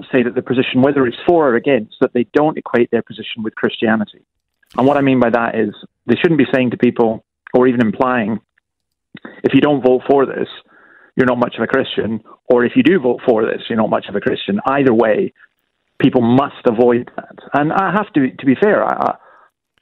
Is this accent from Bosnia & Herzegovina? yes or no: no; Scot, Scotland, United Kingdom; now in Australia; as a Scot who doesn't have Australian citizenship yet